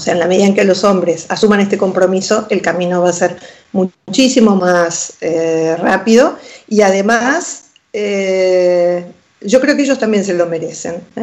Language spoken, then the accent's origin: Spanish; Argentina; moved away as an adult; also born or lived in Pinamar, Argentina; now in Spain; en Argentina, mi país natal